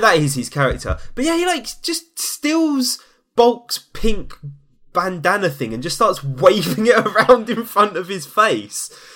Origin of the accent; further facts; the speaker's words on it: London, United Kingdom; I hail from East London